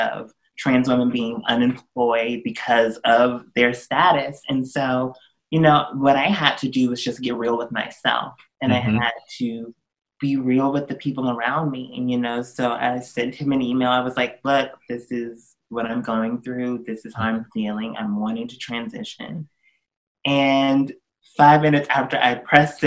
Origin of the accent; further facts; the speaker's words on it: Augusta, Georgia, United States; moved away; also born or lived in New York; I was born and raised in Augusta, Georgia. I'm from the South.